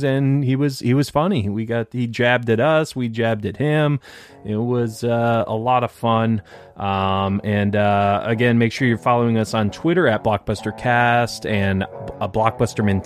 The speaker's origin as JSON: {"language": "English", "town": "Detroit", "region": "Michigan", "country": "United States", "said": "I'm from Detroit"}